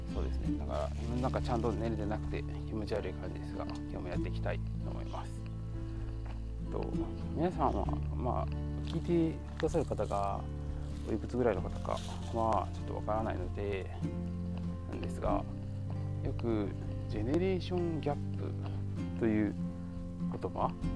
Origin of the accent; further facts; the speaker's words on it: Kansai, Japan; 僕とかは結構もともと一応関西人